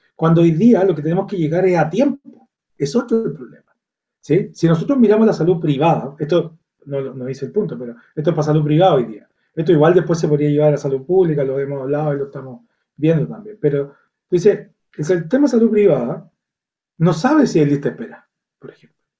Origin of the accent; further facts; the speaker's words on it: Viña del Mar, Valparaíso, Chile; yo soy de Viña del Mar, una región